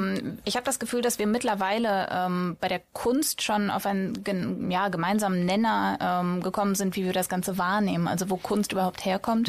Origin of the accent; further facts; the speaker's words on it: Sauerland, North Rhine-Westphalia, Germany; also born or lived in Russia / Bochum; ich bin im Sauerland aufgewachsen